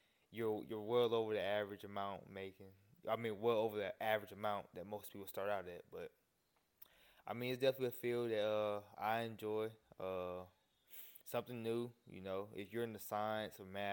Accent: North Carolina, United States; I'm originally from North Carolina. Been here my whole life

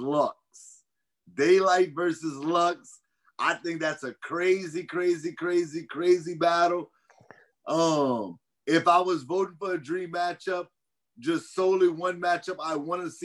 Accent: Louisiana, United States; I'm from Louisiana

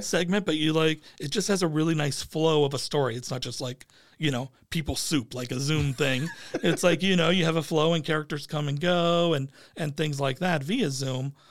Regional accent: Phoenix, Arizona, United States; Harkins has been my brand that I've always gone to growing up in East Phoenix

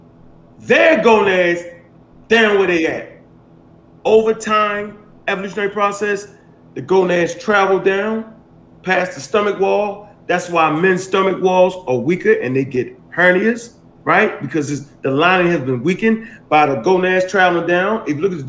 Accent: Baltimore, Maryland, United States; I'm from Baltimore and we used to stop the alleys up so the police couldn't drive down it

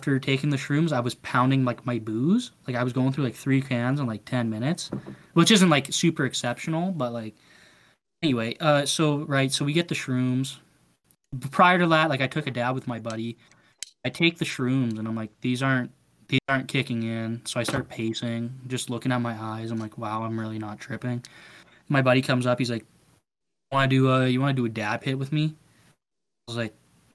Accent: Battleford, Saskatchewan, Canada; moved away; I was born in a place called North Battleford. And we grew up in Battleford.

